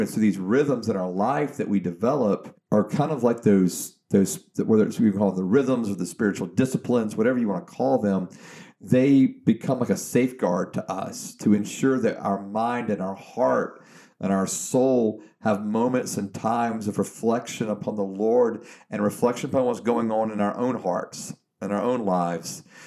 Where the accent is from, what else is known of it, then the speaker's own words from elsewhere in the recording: Georgia, United States; I'm from Georgia